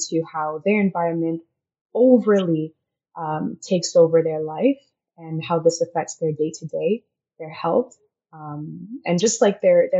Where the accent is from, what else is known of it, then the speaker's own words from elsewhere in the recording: Senegal; In my middle school years, I was sort of raised there.